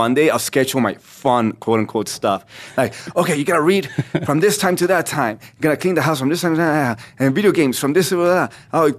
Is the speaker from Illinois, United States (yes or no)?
no; California, United States; So I trained and I grew up in California, but I didn't do anything professional.